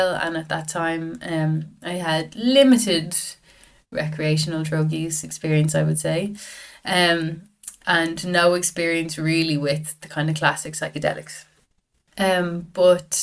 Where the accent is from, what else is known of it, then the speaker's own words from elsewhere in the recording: Dublin, Leinster, Ireland; I'm from Dublin. Grew up in Dublin, North Dublin